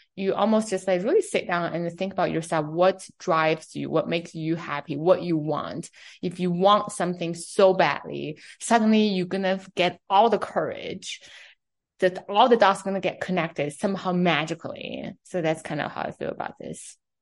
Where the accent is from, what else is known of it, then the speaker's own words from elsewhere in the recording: Beijing, China; first language Chinese; English is a second language; also born or lived in New York City; now in United States; I'm from China, right? I grew up in Beijing